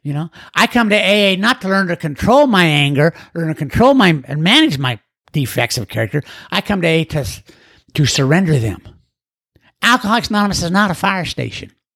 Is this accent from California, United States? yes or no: no; Orem, Utah, United States; I grew up in Orem, Utah